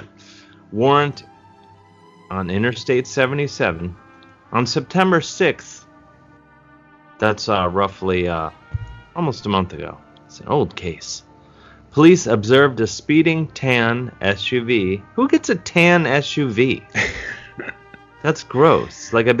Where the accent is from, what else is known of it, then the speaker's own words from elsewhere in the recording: University Heights, Ohio, United States; where I grew up in University Heights.